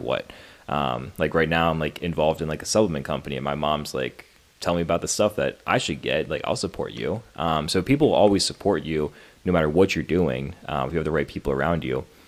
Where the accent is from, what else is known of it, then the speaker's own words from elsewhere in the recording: Pennsylvania, United States; also born or lived in Maryland; I was born in Maryland, and honestly, I don't re- really remember too much about living in Maryland. Moved to Pennsylvania at a very young age. Grew up in Pennsylvania pretty much my whole life